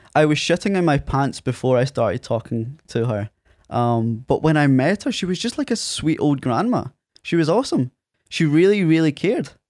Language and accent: English; Prestwick, Scotland, United Kingdom; accent: Scottish; also born or lived in Ayr; Presswick, my hometown where Craig's from, uh, and explained it was on the west coast of Scotland